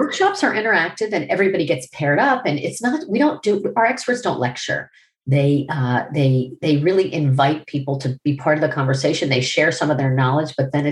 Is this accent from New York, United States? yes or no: no; Miami, Florida, United States; I was from Miami